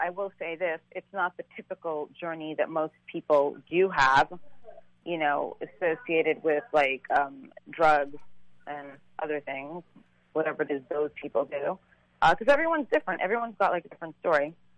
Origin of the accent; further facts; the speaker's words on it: New York, United States; also born or lived in Saint Croix, U.S. Virgin Islands / London; we left when I was three, and I grew up in New York